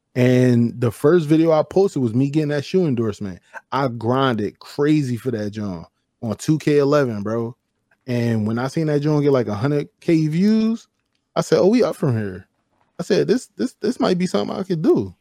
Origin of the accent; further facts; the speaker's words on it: Chester, Pennsylvania, United States; I'm not from Philly, I'm from Chester, right? So we got our own style, we, we wear what we want, we talk how we talk